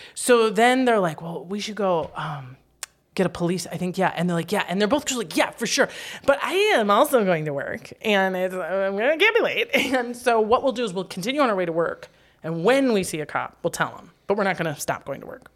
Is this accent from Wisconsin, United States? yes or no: yes; Wisconsin Rapids, Wisconsin, United States; My hometown of Wisconsin Rapids, Wisconsin, had about fifty thousand people and no brothels.